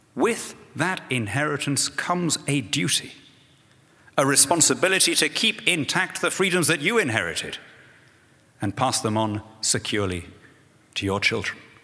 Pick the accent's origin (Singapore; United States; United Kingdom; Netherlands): United Kingdom; being a British Conservative politician